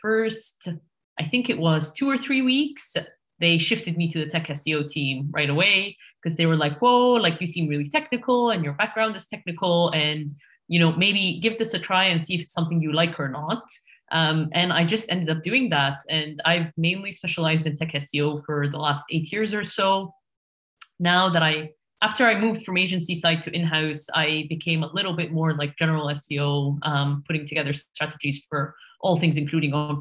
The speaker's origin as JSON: {"language": "English", "country": "Egypt", "tie": "born or raised there", "moved": "as an adult", "lives_now": "United Kingdom", "said": "I'm currently based in the UK, but I was born and raised in Egypt"}